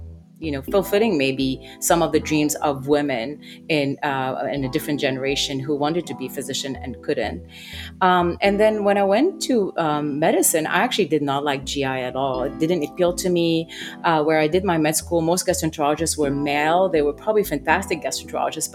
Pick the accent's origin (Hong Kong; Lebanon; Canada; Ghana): Lebanon; moved away; I grew up in Lebanon during times of war